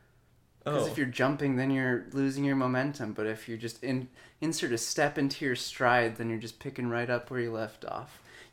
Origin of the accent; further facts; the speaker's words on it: Rochester Hills, Michigan, United States; I am from Rochester Hills, Michigan, and I run track for Avondale Middle School.